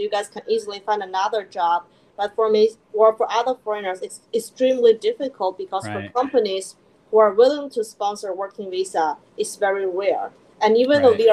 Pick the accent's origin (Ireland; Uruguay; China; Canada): China; moved away as an adult; also born or lived in Philadelphia, United States; now in New York, United States; I was born and raised in China